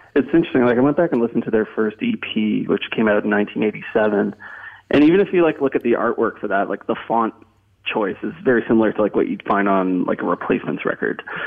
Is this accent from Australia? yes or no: no; Canada; growing up in Canada